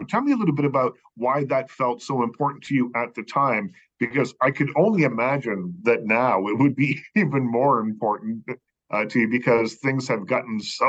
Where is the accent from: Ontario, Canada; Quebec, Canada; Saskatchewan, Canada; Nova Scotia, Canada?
Nova Scotia, Canada; Liverpool; I know when I was growing up in Nova Scotia